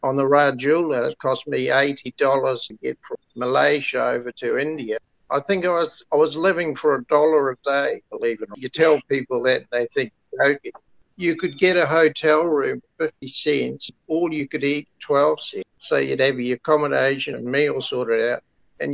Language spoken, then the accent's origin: English; London, United Kingdom; now in Kawakawa Bay, New Zealand; I was born in London